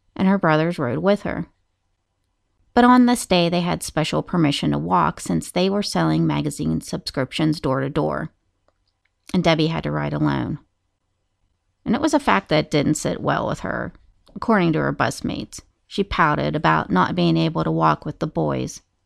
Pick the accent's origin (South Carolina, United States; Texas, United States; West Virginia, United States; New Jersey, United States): West Virginia, United States; Moundsville; the Moundsville State Penitentiary, which is my hometown.